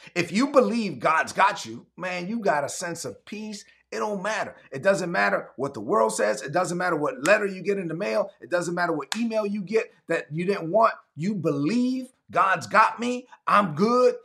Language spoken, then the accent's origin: English; Brooklyn, New York, United States; growing up in Brooklyn and my mom being an immigrant